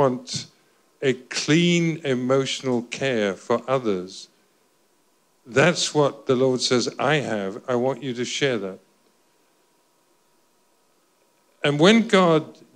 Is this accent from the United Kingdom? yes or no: yes; Scotland, United Kingdom; I'm Scottish